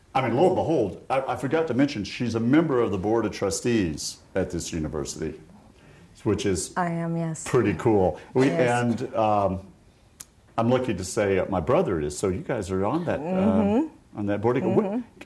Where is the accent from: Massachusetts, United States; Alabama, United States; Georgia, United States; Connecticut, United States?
Georgia, United States; Atlanta; born there; I was born in Atlanta.